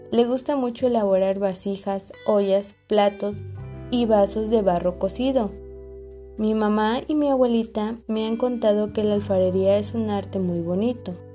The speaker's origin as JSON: {"language": "Spanish", "town": "Janitzio", "region": "Michoacán", "country": "Mexico", "tie": "born or raised there", "said": "Yo nací en Janixio, una isla que está en medio del lago de Páscuaro, en el estado de Michoacán. Es un lugar muy bonito. Aquí hablamos dos idiomas, purepecha y español."}